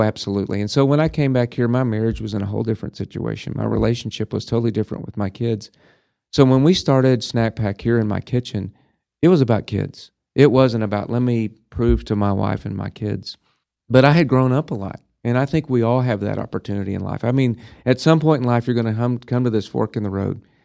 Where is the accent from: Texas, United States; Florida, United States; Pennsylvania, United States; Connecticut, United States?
Texas, United States; Clarendon; moved away as an adult; also born or lived in Denver / Dallas / Houston / San Antonio; now in Amarillo, United States; I grew up in Clarendon